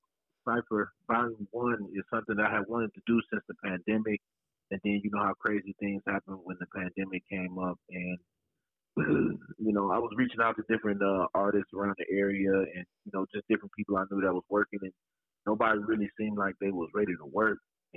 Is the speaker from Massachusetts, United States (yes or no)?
no; Freeport, Illinois, United States; Man, I'm from Freeport, Illinois, located right out here in the Midwest.